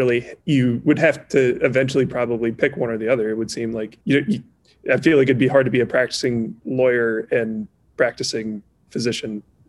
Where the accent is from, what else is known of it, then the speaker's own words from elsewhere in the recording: Minnesota, United States; I'm a Minnesotan native